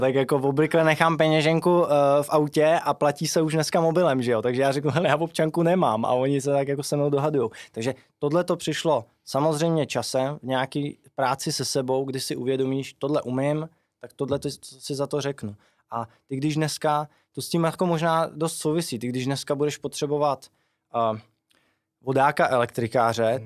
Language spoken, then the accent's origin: Czech; Chyšky, South Bohemian Region, Czechia; pocházím eh, z Chyšek u Milevska